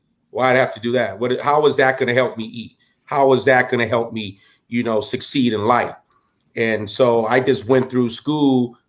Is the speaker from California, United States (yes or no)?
yes; Southern California, United States; I grew up in Southern California